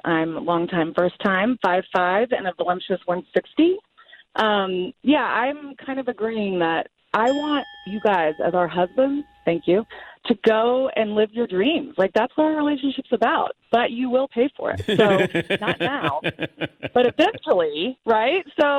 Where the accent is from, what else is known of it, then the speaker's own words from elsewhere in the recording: Norman, Oklahoma, United States; born there; I was born in Norman, Oklahoma, and I went to school in Stillwater, so I've got all kinds of issues.